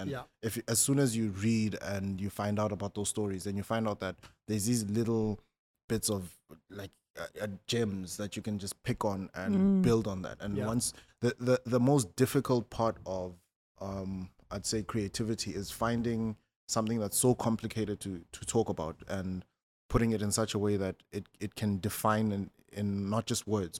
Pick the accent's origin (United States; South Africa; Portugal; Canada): South Africa; northern South Africa; I'm South African, but I'm part of a tribe that's a very small minority in South Africa.